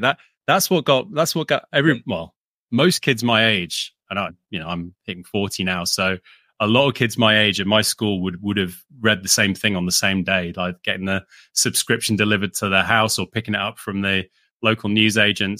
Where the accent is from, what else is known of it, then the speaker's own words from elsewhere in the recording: United Kingdom; also born or lived in London; we grew up with UK comics and yep. subscriptions to like sort of the weekly kind of stuff that kids would get over here.